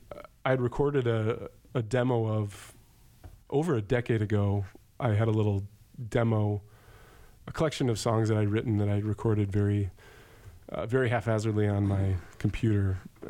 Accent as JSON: {"language": "English", "town": "Rockford", "region": "Illinois", "country": "United States", "said": "We're from Rockford, Illinois."}